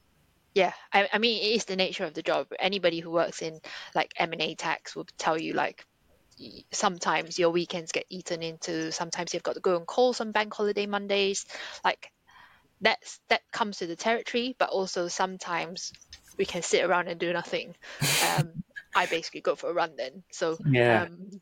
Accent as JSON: {"language": "English", "country": "Singapore", "tie": "born or raised there", "moved": "yes", "said": "I grew up in Singapore"}